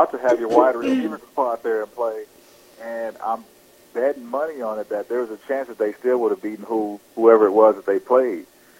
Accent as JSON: {"language": "English", "town": "Texarkana", "country": "United States", "tie": "born or raised there", "said": "there's a guy from my hometown back in Texarkana that followed me throughout sports."}